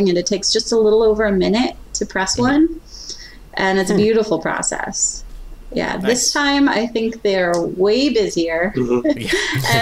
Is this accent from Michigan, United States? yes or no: yes; Detroit, Michigan, United States; I was from Detroit